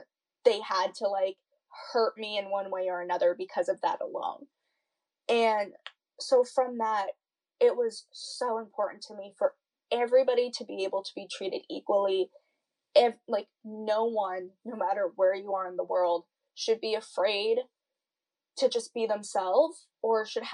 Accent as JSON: {"language": "English", "area": "an hour out of Boston", "region": "Massachusetts", "country": "United States", "tie": "born or raised there", "said": "I live an hour out of Boston"}